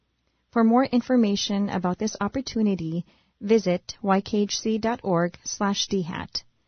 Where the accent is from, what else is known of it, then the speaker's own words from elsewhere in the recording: Napakiak, Alaska, United States; from Napakiak, and I am a dental health aid therapist, or DHAT, at YKHC.